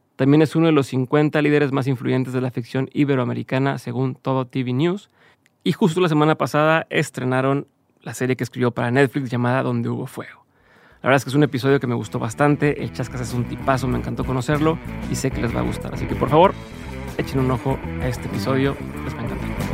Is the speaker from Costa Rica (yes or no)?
no; Mexico; yo, soy de México